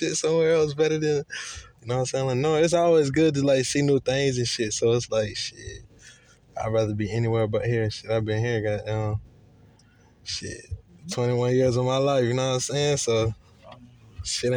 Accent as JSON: {"language": "English", "town": "Lenoir", "region": "North Carolina", "country": "United States", "also_born_or_lived": "Hickory, North Carolina", "said": "I'm originally from Lenoir, North Carolina"}